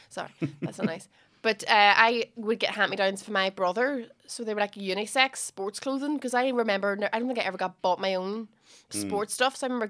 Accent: Derry, Northern Ireland, United Kingdom; We're from Derry.

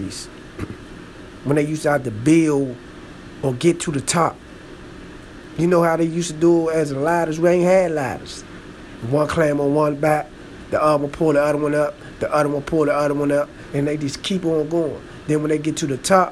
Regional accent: Washington, District of Columbia, United States; I'm from Washington, D.C., so, man, you know, in the district

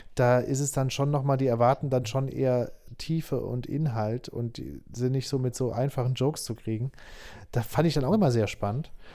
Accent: Saarbrücken, Saarland, Germany; moved away as an adult; also born or lived in Nuremberg / Berlin; now in Stuttgart, Germany; ich bin geboren, bin ich in Saarbrücken. Da bin ich geboren okay. und aufgewachsen.

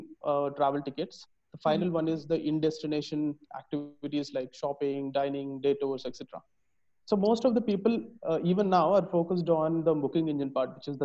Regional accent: Hyderabad, Telangana, India; also born or lived in Indore / Delhi; I hail from Hyderabad. All my schooling was in Hyderabad

